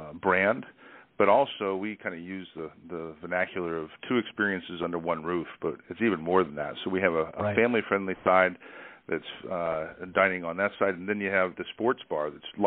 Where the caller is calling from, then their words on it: Dallas, Texas, United States; I'm calling from Dallas, Texas, where our U.S. headquarters is.